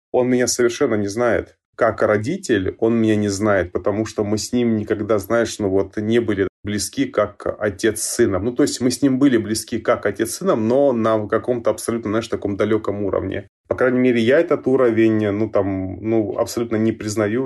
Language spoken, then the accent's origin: Russian; Georgia; moved away; я сам родился и вырос в Грузии